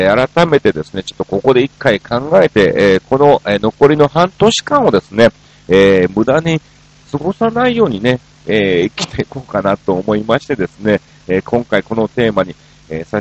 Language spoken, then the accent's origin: Japanese; Osaka, Japan; 僕もあの、大阪出身でね、大阪の一門ですし